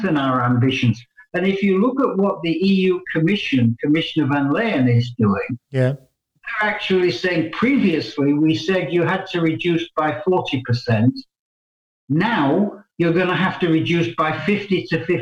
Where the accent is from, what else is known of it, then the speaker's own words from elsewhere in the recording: England, United Kingdom; also born or lived in Canada; now in Brussels, Belgium; I'm an Englishman by birth